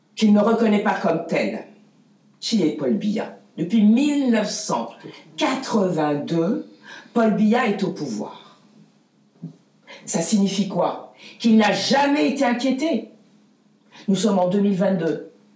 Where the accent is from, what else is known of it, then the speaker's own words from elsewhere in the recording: France; je suis française